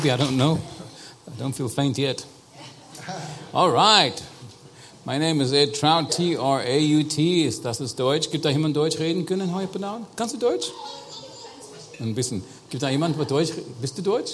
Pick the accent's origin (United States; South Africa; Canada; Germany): South Africa; Cape Town, Western Cape; I was born and raised in Cape Town, South Africa